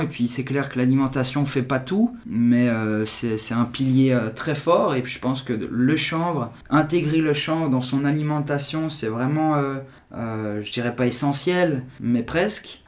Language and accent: French; Geneva, Switzerland; j'ai 41 ans, je suis de Genève